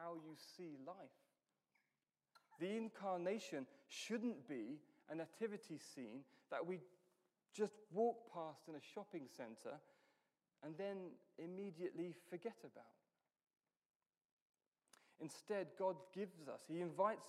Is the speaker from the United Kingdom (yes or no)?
yes; United Kingdom; I'm British